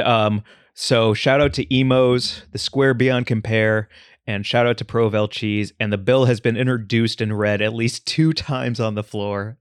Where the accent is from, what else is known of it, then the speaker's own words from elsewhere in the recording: St. Louis, Missouri, United States; moved away; I grew up in Saint Louis, Missouri